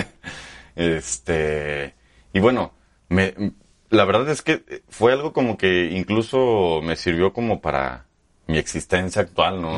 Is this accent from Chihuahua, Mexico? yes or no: no; Aguascalientes, Mexico; also born or lived in Monterrey / Zacatecas / Mexico City; Yo soy de aquí de Aguascalientes, aquí nací